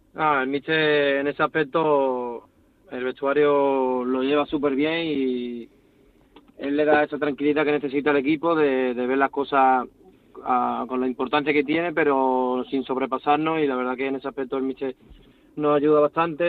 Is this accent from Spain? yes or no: yes; Cádiz, Andalusia, Spain; now in Almendralejo, Spain; soy de Cádiz y lo he mamado desde pequeño